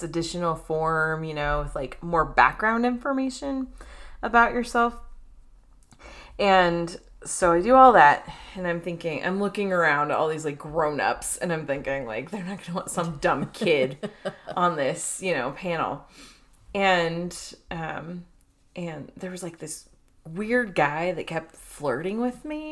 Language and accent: English; Chino Hills, California, United States; I grew up in Chino, California. Well, Chino Hills, California, which is attached to Chino, California